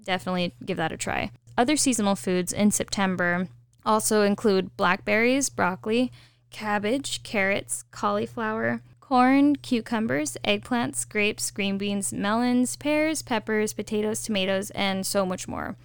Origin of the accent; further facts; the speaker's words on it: California, United States; I'm a Californian